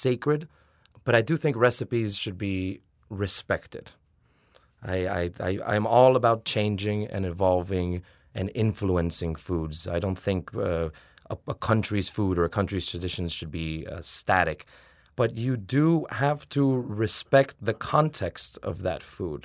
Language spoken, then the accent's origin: English; Miami, Florida, United States; now in New Orleans, United States; I was born in the United States, raised in Miami